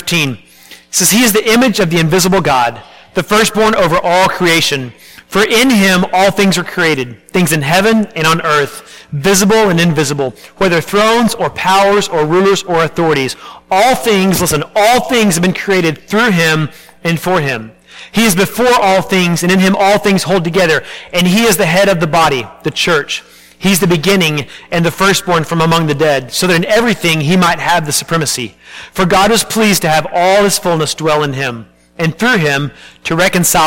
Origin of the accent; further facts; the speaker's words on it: Arlington, Texas, United States; I grew up in Arlington, Texas